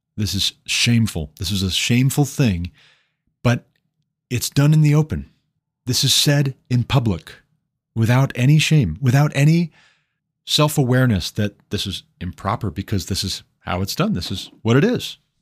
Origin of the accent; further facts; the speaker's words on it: Montana, United States; my home state, Montana